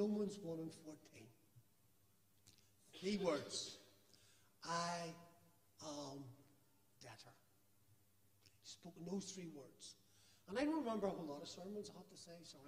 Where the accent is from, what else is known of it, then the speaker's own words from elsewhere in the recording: Belfast, Northern Ireland, United Kingdom; now in Jordanstown, United Kingdom; I'm proud to say that I come from the Shangle